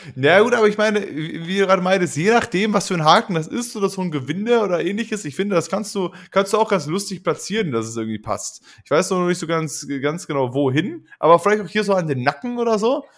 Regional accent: Duisburg, North Rhine-Westphalia, Germany; in meiner Gegend, wo ich aufgewachsen bin und lebe

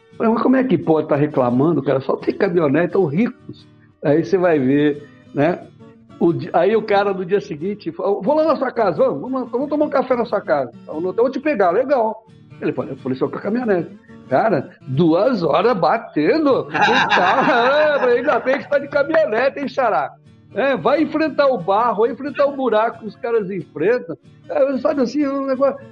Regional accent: Araraquara, São Paulo, Brazil; moved away; Eu nasci em Araraquara, a morada do sol

